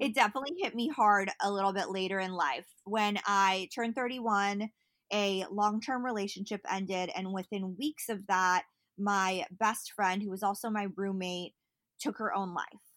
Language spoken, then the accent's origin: English; Berkeley, California, United States; I grew up in Berkeley